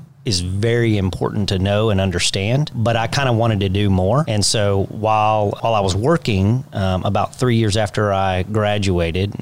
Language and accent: English; Kingwood, Texas, United States; I worked for the developer that developed my hometown